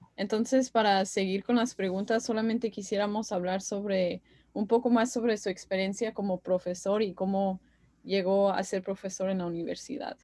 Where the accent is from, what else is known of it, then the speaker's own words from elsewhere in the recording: Green Bay, Wisconsin, United States; also born or lived in Zapopan, Jalisco, Mexico; Yo nací en Zapopan, Jalisco, México, pero fui criada aquí en Green Bay, Wisconsin